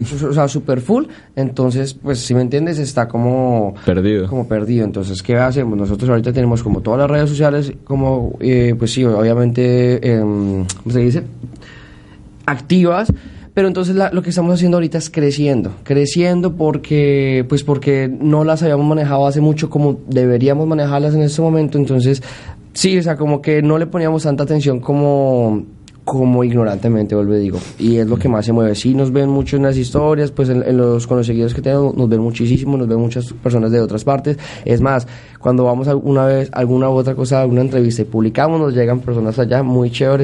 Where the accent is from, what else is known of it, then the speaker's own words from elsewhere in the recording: Bogotá, Colombia; yo soy de Bo, eh, de Bogotá.